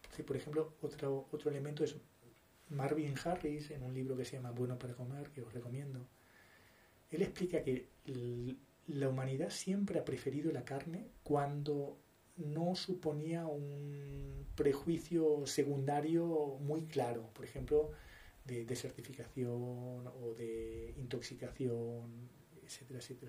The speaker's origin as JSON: {"language": "Spanish", "country": "Uruguay", "said": "Soy uruguayo"}